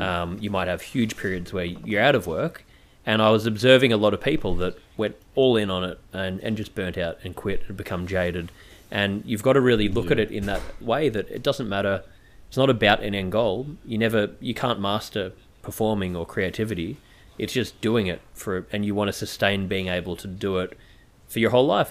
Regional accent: Melbourne, Victoria, Australia; I'm from Melbourne as well, and I was back in Melbourne during the whole lockdown

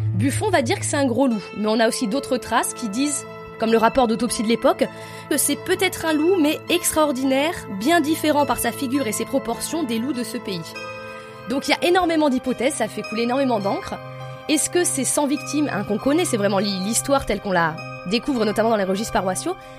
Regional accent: Lozère, Occitania, France; je suis originaire de Lozère.

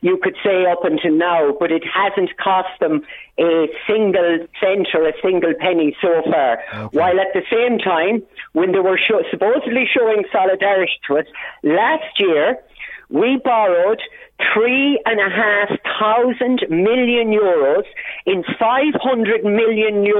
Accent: Ireland; I am Irish

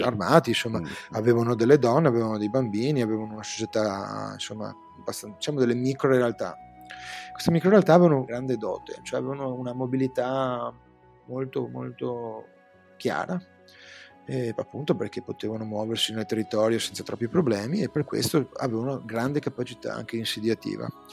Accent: Venice, Veneto, Italy; accent: Veneto; sono veneziano

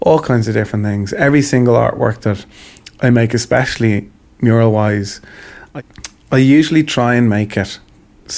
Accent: Ireland; I'm proud to be Irish

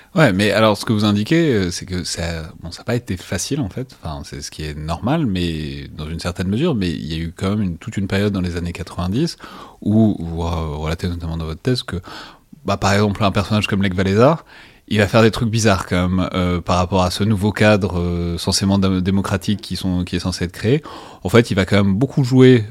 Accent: France; accent: French; mon horrible accent français

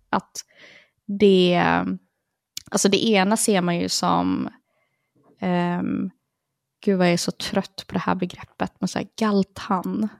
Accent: Partille, Västra Götaland, Sweden; Jag växte upp i Partille

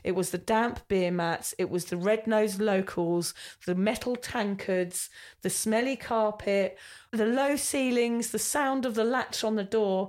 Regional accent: United Kingdom; now in Australia; we are both British

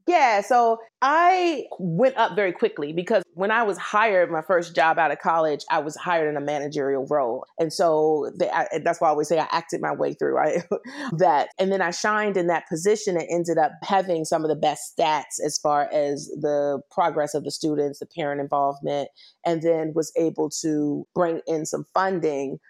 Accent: Washington, District of Columbia, United States; moved away as an adult; also born or lived in New York / San Francisco / Virginia; now in Los Angeles, United States; I am originally from Washington, D C, born and raised

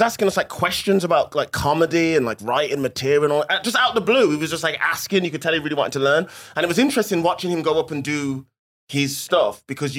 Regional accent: Midlands, United Kingdom; accent: Midlands; it's because of my accent from the Midlands.

